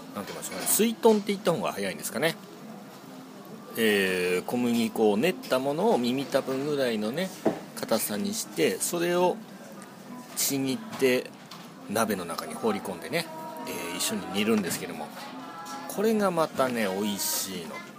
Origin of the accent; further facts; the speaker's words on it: Ishinomaki, Miyagi, Japan; 宮城県は石巻市の方出身でございます